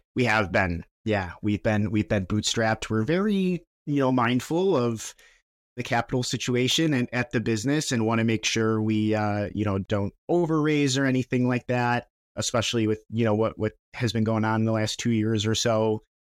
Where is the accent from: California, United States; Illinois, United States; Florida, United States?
Illinois, United States; Chicago; we're from Chicago and we were, we launched in Chicago